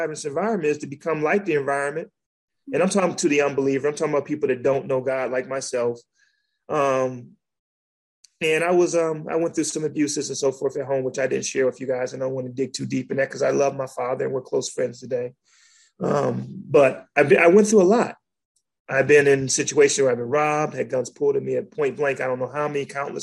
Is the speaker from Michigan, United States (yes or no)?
yes; Detroit, Michigan, United States; now in South Carolina, United States; I grew up in the streets of Detroit. Well, I grew up in Detroit